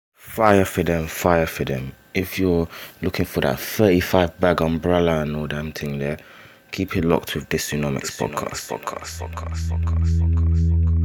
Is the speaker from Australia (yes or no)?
no; Nigeria; now in United Kingdom; I'm a Nigerian man. I live in the UK.